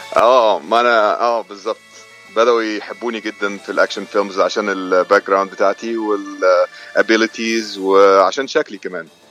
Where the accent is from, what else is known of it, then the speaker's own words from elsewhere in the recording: Agouza, Giza Governorate, Egypt; moved away as an adult; also born or lived in Saudi Arabia; now in United States; انا اتربيت آه، في مدينه اسمها العجوزه في محافظه الجيزه